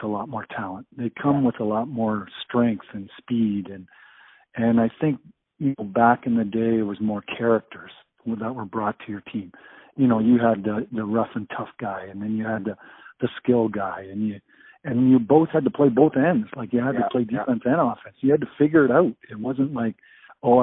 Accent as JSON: {"language": "English", "town": "Brampton", "region": "Ontario", "country": "Canada", "said": "I was from Brampton."}